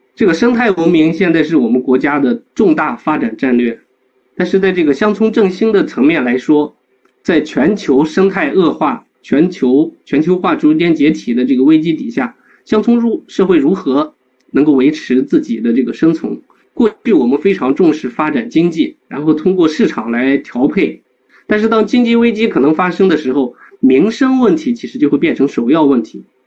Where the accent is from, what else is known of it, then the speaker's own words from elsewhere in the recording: Guanzhong Plain, Shaanxi, China; 走遍了我们关中平原的大概有将近一百个村庄吧